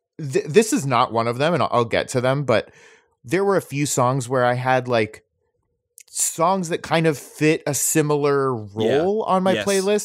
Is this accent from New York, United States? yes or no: no; Florida, United States; maybe it's just because I grew up in Florida.